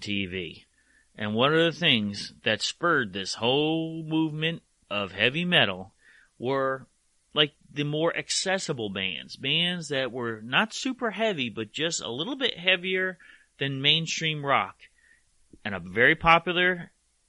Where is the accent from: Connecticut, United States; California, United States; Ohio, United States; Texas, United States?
Connecticut, United States; New Haven; growing up around New Haven